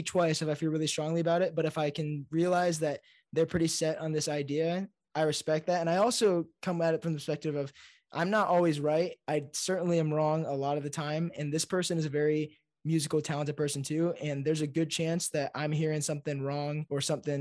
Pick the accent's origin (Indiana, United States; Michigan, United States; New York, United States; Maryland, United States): Indiana, United States; Fort Wayne; moved away as an adult; now in Nashville, United States; So I'm a Hoosier. I'm from Indiana. I live in Nashville now, but I grew up my whole life in Indiana.